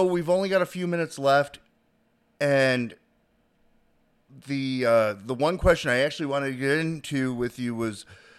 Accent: the Carolinas, United States; I'm from the Carolinas. I went from one line to the other line.

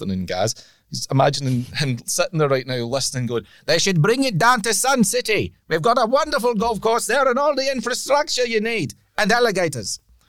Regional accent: Ireland; How does this work? I'm from Ireland.

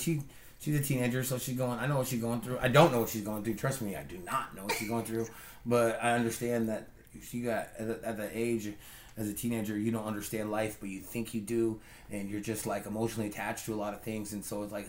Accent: Tri-Cities, Washington, United States; also born or lived in Lewiston, Idaho; We're from Tri-Cities.

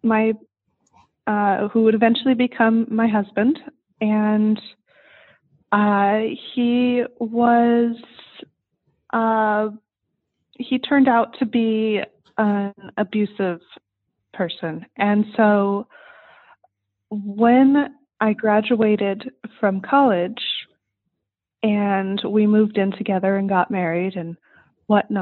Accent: Southern California, United States; I grew up in Southern California in the heart of suburbia

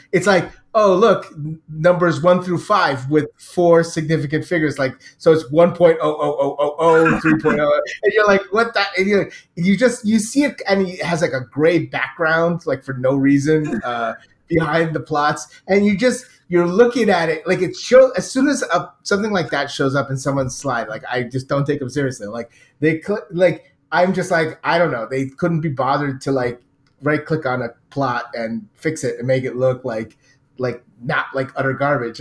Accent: United States; I'm American

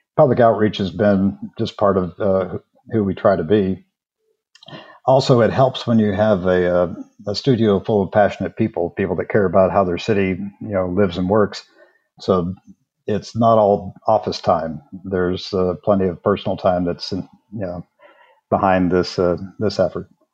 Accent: Southwest Oklahoma, United States; moved away as an adult; also born or lived in Austin, Texas; now in Kansas City, United States; I'm actually from Southwest Oklahoma

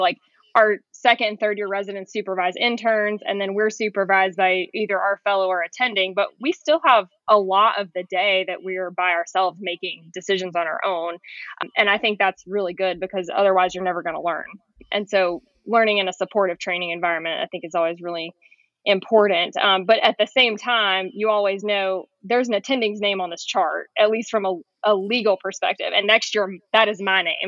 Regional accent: Raleigh, North Carolina, United States; moved away as an adult; I'm going to be a hospitalist at one of the local places in Raleigh. So I'm getting to move back to my hometown

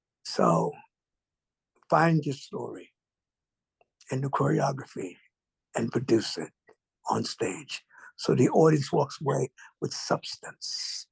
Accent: New York City, New York, United States; I'm from Brooklyn, and from quartet groups and church.

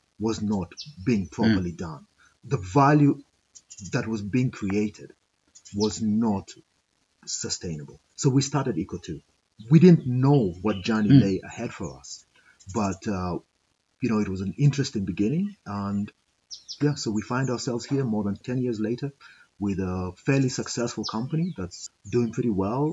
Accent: Kakamega, Kakamega County, Kenya; also born or lived in Nairobi; I grew up in Kakamega. I was born in Nairobi, but I grew up here in Kakamega. So this is home.

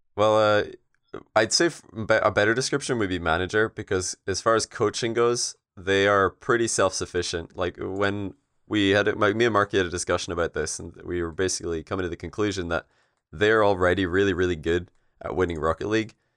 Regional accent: Scotland, United Kingdom; we're all Scottish

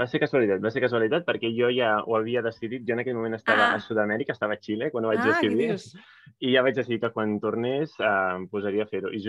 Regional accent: Barcelona, Catalonia, Spain; sóc de Barcelona

